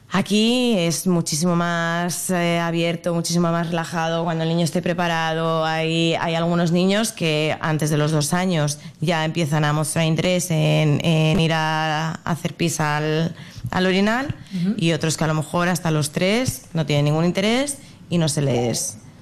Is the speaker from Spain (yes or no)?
yes; Madrid, Community of Madrid, Spain; moved away as an adult; now in Brisbane, Australia; yo soy de Madrid, y pues mi pareja y yo decidimos venirnos a Australia